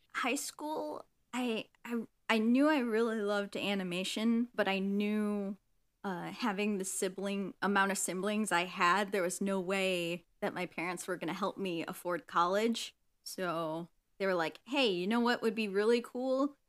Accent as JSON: {"language": "English", "region": "Illinois", "country": "United States", "tie": "born or raised there", "also_born_or_lived": "Michigan", "moved": "yes", "said": "I grew up in, uh, Illinois and, you know, had a fun time there, but then, you know, fun parent divorce time"}